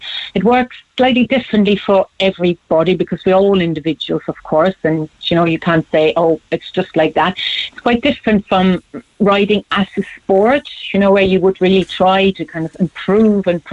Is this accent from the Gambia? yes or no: no; Germany; born or raised there; moved away as an adult; now in Ireland